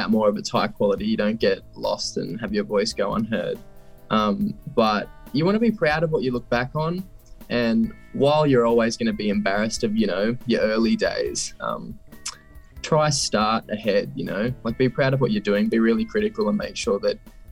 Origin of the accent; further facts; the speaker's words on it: Scone, New South Wales, Australia; I'm originally from a little town called Scone in New South Wales.